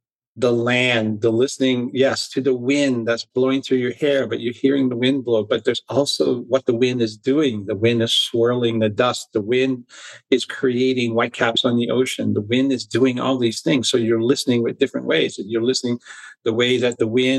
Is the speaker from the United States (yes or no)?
yes; Hawaii, United States; also born or lived in Mount Shasta / New Zealand; now in Sedona, United States; I grew up in Hawaii